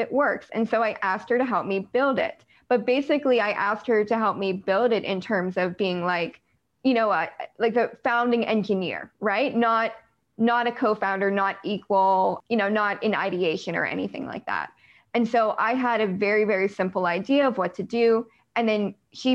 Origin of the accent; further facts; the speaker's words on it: United States; I'm American